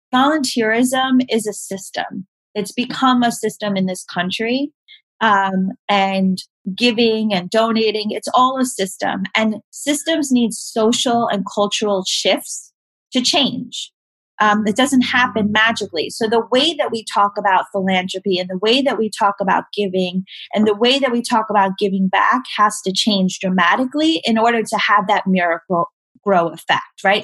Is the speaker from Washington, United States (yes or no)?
no; New York City, New York, United States; I grew up in Staten Island um, and the South Shore